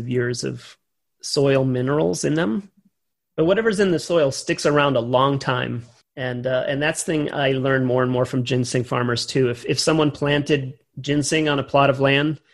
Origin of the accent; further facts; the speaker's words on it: Wisconsin, United States; my hometown